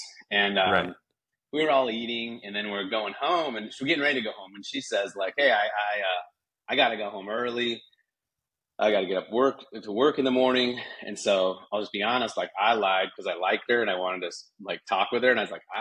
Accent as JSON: {"language": "English", "region": "Utah", "country": "United States", "tie": "born or raised there", "moved": "yes", "lives_now": "Ojai, United States", "said": "I grew up in Utah as a sixth generation Mormon"}